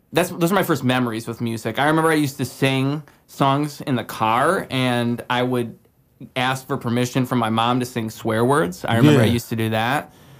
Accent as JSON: {"language": "English", "town": "Swartz Creek", "region": "Michigan", "country": "United States", "moved": "as an adult", "lives_now": "Flint, United States", "said": "So I'm from Swartz Creek. Okay. And then I came to Flint."}